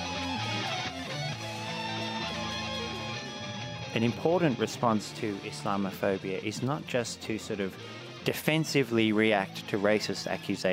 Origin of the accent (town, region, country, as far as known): Blue Mountains, New South Wales, Australia; born or raised there